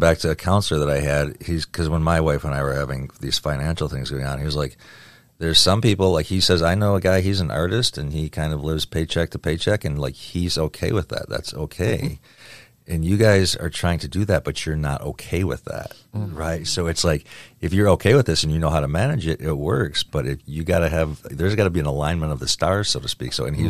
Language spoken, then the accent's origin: English; Michigan, United States; I grew up in Michigan